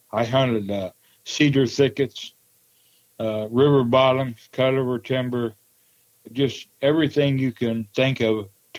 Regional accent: Wabash, Indiana, United States; also born or lived in Prue, Indiana; Yes, I was raised in Wabash, Indiana. Actually, I was born in Prue, Indiana

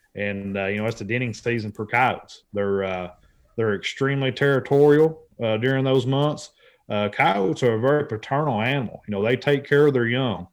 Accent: Central Kentucky, United States; I'm born and raised in Central Kentucky

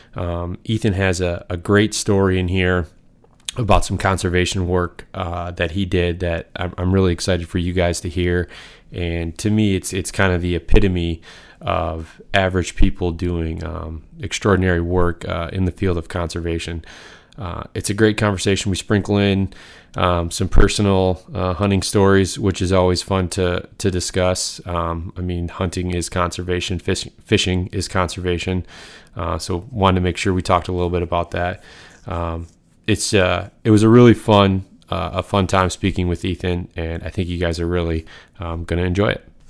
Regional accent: Michigan, United States; I'm from Michigan

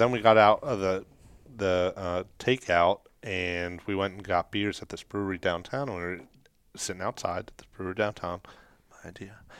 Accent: Kentucky, United States; we're from Kentucky

